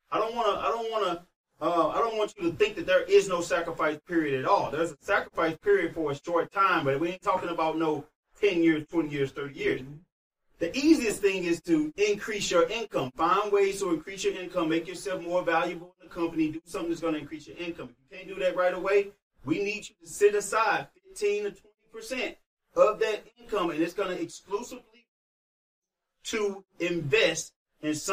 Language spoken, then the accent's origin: English; St. Louis, Missouri, United States; I'm from St. Louis, y'all.